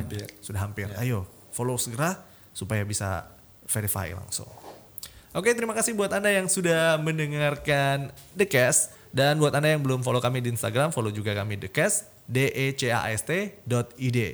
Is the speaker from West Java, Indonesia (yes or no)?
no; Makassar, South Sulawesi, Indonesia; sebagai warga Makassar